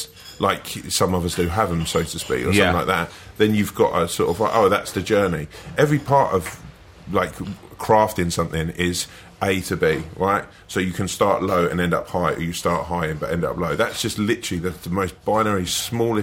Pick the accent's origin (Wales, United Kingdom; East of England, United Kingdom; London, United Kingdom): London, United Kingdom; Sutton; I'm from, sort of Croydon would be the sort of main big town that you'd know. But it's just outside that, a little place like Sutton